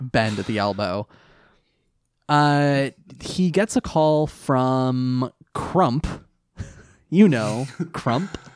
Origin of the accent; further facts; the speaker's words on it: near Monterey Bay, California, United States; I grew up near the Monterey Bay Aquarium.